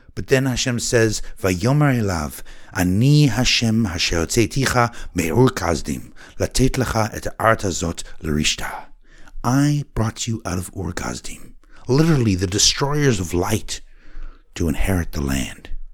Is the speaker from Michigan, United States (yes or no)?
no; Oregon, United States; Growing up in Oregon, our father taught us passion